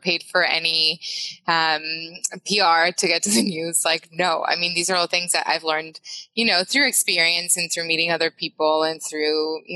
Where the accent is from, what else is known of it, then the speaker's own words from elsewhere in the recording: Mexico; English is a second language; moved away; I'm from Mexico